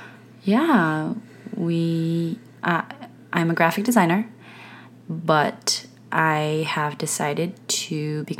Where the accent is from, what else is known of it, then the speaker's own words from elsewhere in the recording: South Korea; also born or lived in United States; And so I grew up in the States a little bit, and then I grew up in Korea. And so I'm a mixture of, you know, I'm a hodgepodge of things.